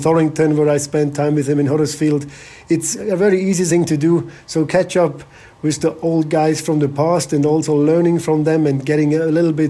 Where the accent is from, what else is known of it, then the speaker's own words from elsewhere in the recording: Bavaria, Germany; moved away as an adult; also born or lived in Malaysia / England; I'm from Bavaria